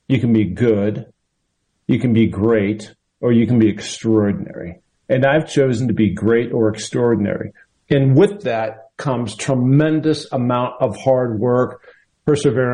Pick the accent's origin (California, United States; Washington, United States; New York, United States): Washington, United States; moved away; my home state of Washington